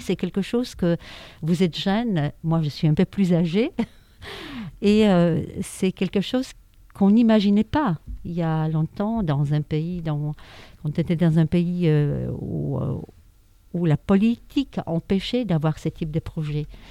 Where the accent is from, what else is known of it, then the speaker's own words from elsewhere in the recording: Warsaw, Masovian Voivodeship, Poland; French is a second language; moved away as an adult; now in France; je suis née à Varsovie, en Pologne